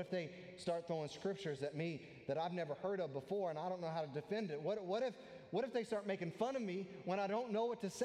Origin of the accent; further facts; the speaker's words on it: United States; American Christians, specifically American Christians